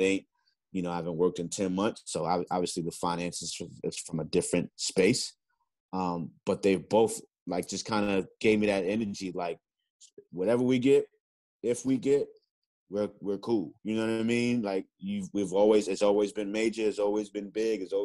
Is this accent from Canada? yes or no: no; New York City, New York, United States; growing up in the Bronx